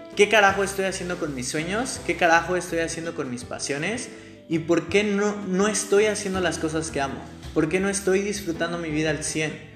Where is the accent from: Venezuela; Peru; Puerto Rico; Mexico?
Mexico; Mexico City; moved away as an adult; now in Mérida, Mexico; soy de Ciudad de México, nací en Ciudad de México. Hoy te estoy hablando desde mi casa en Mérida, estoy en Mérida, Yucatán